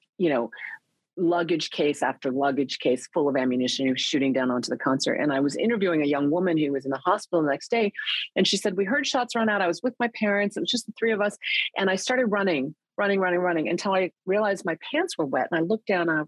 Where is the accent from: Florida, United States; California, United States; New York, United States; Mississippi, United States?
California, United States; Northern; also born or lived in Korea; came to Northern California when I was 4, and felt very much like an outsider. Like, it was Silicon Valley before it was Silicon Valley